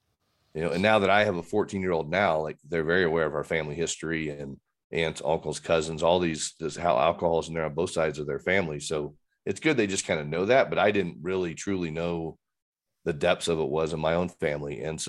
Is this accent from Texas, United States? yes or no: yes; Fort Worth, Texas, United States; maybe because I caused a lot of chaos in Fort Worth, but just growing up in Texas was just a different deal.